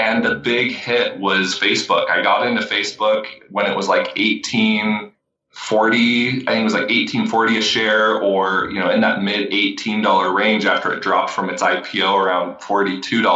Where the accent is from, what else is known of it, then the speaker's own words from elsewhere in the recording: Vancouver, Washington, United States; I'm from Vancouver, Washington